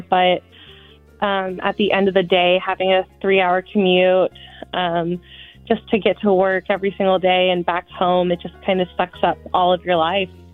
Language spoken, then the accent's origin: English; Chattanooga, Tennessee, United States; moved away; also born or lived in San Francisco; I'm originally from Chattanooga.